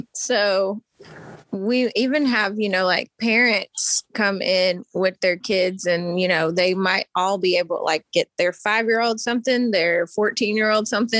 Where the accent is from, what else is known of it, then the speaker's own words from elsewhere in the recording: Maryville, Tennessee, United States; also born or lived in Louisiana; So Maryville. That's it. And I grew up in Maryville for like most of my childhood. But I was also born. I'm originally from Louisiana. I was born in Louisiana.